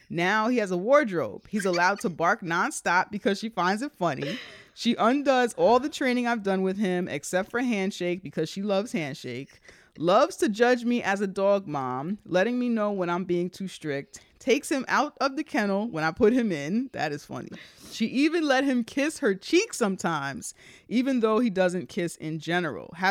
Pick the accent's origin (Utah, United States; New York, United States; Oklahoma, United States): New York, United States; Bronx; We're from the Bronx, so I know we grew up in apartments.